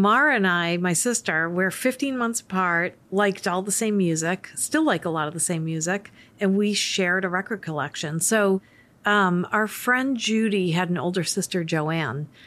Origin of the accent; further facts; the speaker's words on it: Worcester, Massachusetts, United States; So I grew up in Worcester, Massachusetts, and I grew up in an Irish Catholic family.